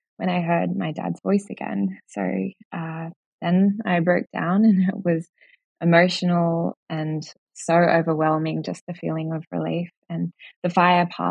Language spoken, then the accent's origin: English; Jervis Bay, New South Wales, Australia; I grew up in Jervis Bay on the south coast of New South Wales